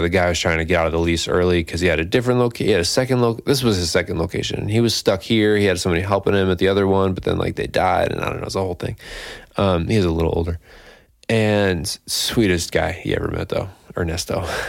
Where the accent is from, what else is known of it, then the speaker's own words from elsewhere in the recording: Scotia, New York, United States; I'm from Scotia